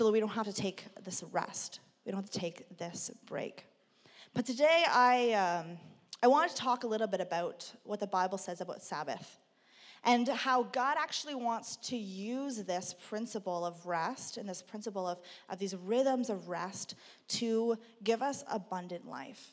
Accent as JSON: {"language": "English", "town": "Burlington", "region": "Ontario", "country": "Canada", "tie": "born or raised there", "said": "growing up in Burlington"}